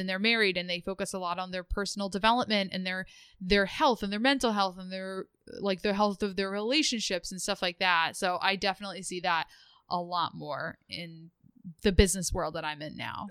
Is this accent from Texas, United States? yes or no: no; outside Philadelphia, Pennsylvania, United States; moved away as an adult; now in Rhode Island, United States; I grew up outside of Philadelphia